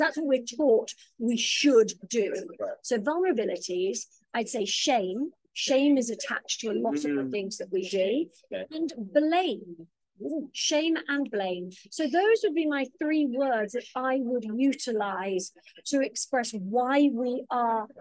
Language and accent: English; United Kingdom; now in Los Angeles, United States; being British